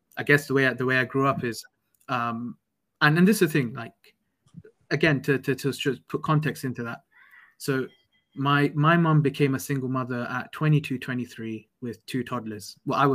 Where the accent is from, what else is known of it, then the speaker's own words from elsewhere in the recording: London, United Kingdom; moved away as an adult; I'm away from home. I'm away from London.